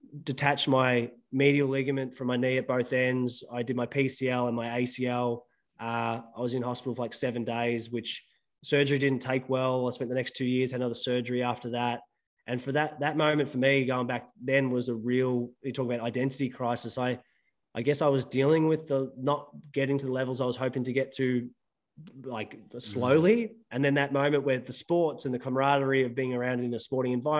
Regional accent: Melbourne, Victoria, Australia; I grew up in northwest suburbs of Melbourne, Victoria.

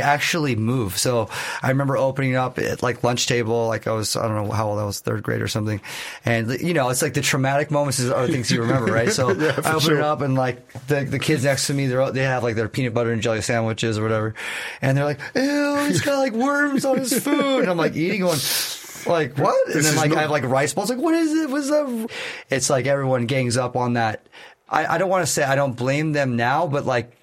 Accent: Newport Beach, California, United States; also born or lived in Miami; I was born in Miami, and then when I was one, my mom moved to the other side of America, and she's like, all right, I'll pick Newport Beach

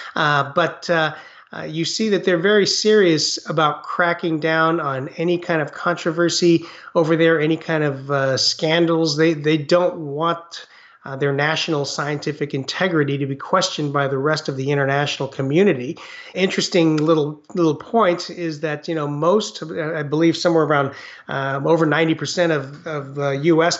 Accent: United States; also born or lived in Taiwan; I had the Chinese culture at home, and then very much grew up in mainstream America

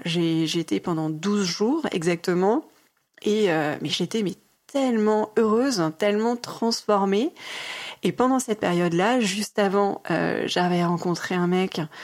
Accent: Mulhouse, Grand Est, France; now in Paris, France; je suis née à Mulhouse, en Alsace.

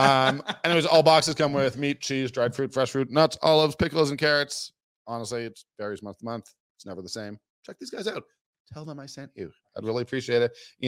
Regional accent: Toronto, Ontario, Canada; now in Calgary, Canada; I'm from Toronto

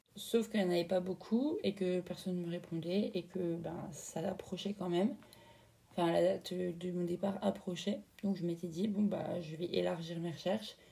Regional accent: France

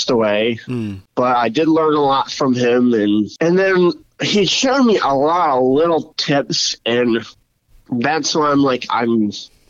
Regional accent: Pennsylvania, United States; I've been born and raised in Pennsylvania, lifelong hunter

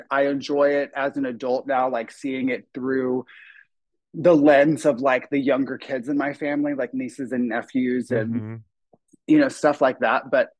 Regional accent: Apopka, Florida, United States; now in Los Angeles, United States; Just outside of Orlando in a town called Apopka.

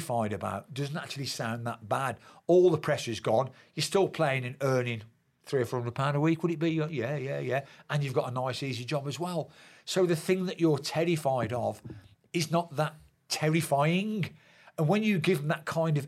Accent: Birmingham, West Midlands, United Kingdom; Birmingham, my hometown club

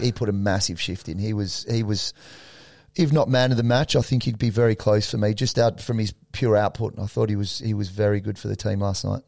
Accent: Australia; us being Australian

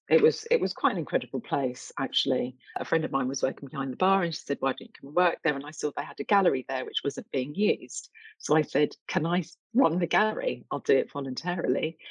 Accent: London, United Kingdom; also born or lived in Essex; i grew up in east london child of jamaican immigrants

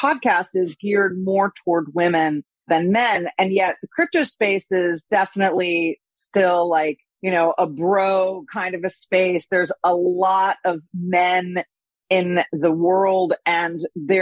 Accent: United States; as an American

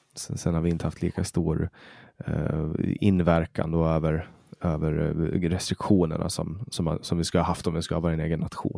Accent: Åland, Finland; moved away as an adult; now in Sweden; Jag är ju finsk medborgare och jag är född och uppvuxen på Åland.

